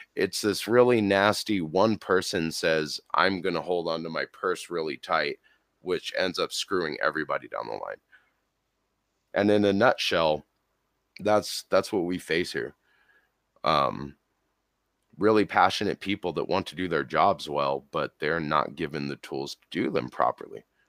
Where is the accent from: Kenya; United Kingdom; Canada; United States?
United States; Colorado; born and raised in Colorado, here in good old Burgerland